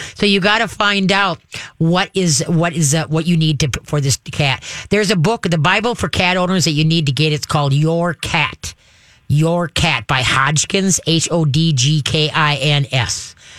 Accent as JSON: {"language": "English", "region": "Minnesota", "country": "United States", "said": "I'm Minnesotan."}